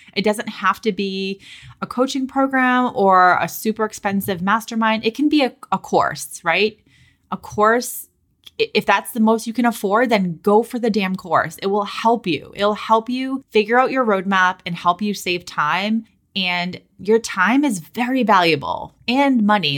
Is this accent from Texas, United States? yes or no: no; Boston, Massachusetts, United States; moved away as an adult; also born or lived in California; I'm from Boston